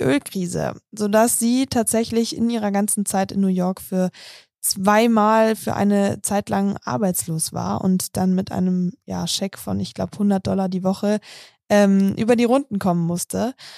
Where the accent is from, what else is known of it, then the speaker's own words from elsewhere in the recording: Munich, Bavaria, Germany; Ich bin zwar selber in München aufgewachsen